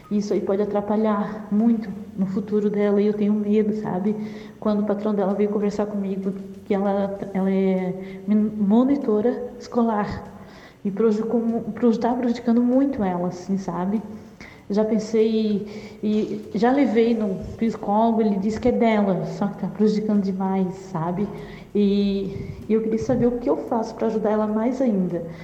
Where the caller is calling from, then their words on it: Florianópolis, Santa Catarina, Brazil; Luz, eu sou de Florianópolis